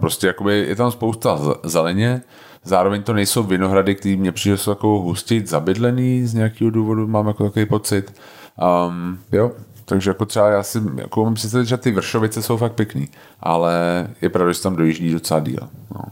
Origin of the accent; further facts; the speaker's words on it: Prague, Czechia; also born or lived in Snina, Slovakia / Houston, United States; já jsem se narodil v Tomárově nemocnici na Praze 4